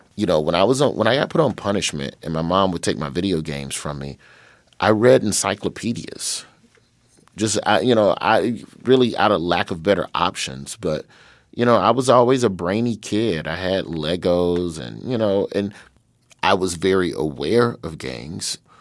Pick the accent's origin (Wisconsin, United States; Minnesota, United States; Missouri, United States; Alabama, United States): Alabama, United States; Birmingham; moved away as an adult; also born or lived in Los Angeles; so I grew up in Birmingham, Alabama, uh, on the west side